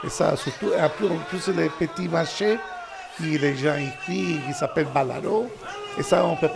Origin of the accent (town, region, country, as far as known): Sicily, Italy; French is a second language; moved away as an adult; now in Brussels, Belgium